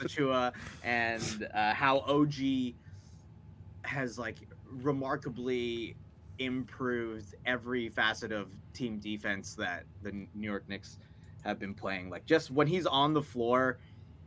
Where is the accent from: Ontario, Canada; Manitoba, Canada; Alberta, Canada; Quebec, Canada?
Alberta, Canada; I'm from Alberta